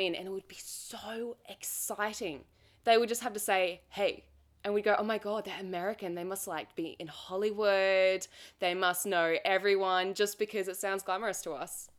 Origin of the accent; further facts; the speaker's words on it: Australia; accent: Australian; I'm Australian, so obviously my accent